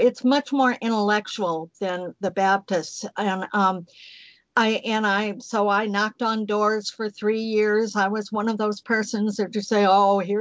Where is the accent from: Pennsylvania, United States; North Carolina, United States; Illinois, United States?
Illinois, United States; outside of Chicago; moved away as an adult; also born or lived in Alabama; I lived in the cold winter outside of Chicago